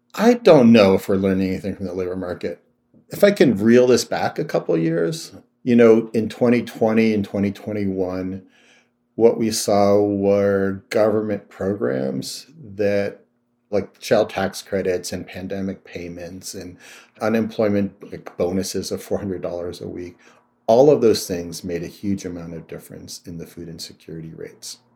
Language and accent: English; Youngstown, Ohio, United States; I grew up in Youngstown, Ohio, which was one of the epicenters of the steel industry